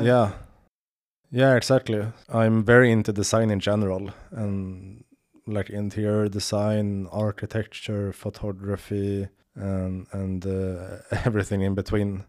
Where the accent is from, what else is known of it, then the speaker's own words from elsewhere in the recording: Sweden; I'm from Sweden, but my, my, uh, father is from, uh, the Ned-, Netherlands